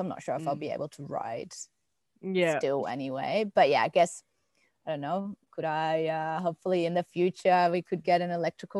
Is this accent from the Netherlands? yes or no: yes; Netherlands; now in Melbourne, Australia; I'm originally from the Netherlands and came here to travel and then didn't leave.